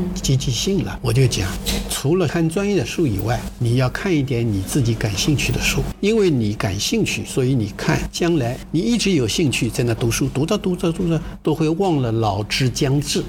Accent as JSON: {"language": "Chinese", "town": "Shaoxing", "region": "Zhejiang", "country": "China", "tie": "born or raised there", "also_born_or_lived": "Heilongjiang", "moved": "yes", "lives_now": "Shenzhen, China", "said": "我妈妈呢就抱着我，才生下来一两个小时嘛，嗯嗯，我妈妈是产妇，抱着我坐船，绍兴是水乡嘛，都是河道，坐船逃难了"}